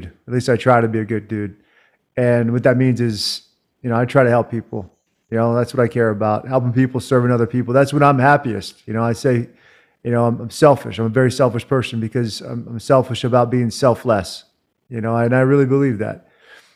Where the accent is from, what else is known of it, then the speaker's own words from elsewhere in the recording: Virginia, United States; moved away as an adult; also born or lived in Washington, D.C.; now in Salt Lake City, United States; I grew up in Virginia. I'm a Virginia guy.